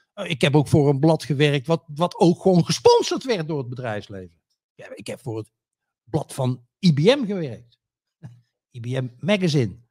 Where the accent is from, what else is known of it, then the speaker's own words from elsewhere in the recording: North Brabant, Netherlands; West-Brabant in het bijzonder. De plek waar ik woon, ja? Waar ik geboren ben en getogen ben.